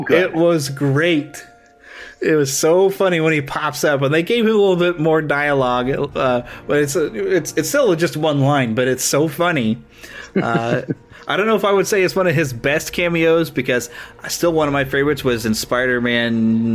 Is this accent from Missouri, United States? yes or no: yes; Missouri, United States; here in my home state in Missouri at Marceline